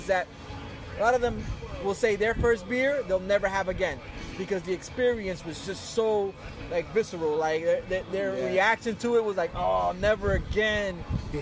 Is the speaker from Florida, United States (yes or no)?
yes; North Miami Beach, Florida, United States; I grew up in North Miami Beach, North Miami